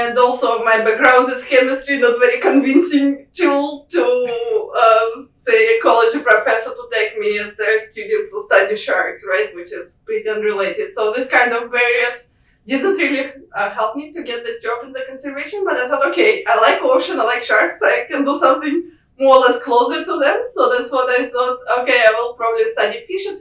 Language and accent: English; Moscow, Russia; moved away as an adult; being back home in Russia, where like I'm from Moscow, it's quite far away from any oceans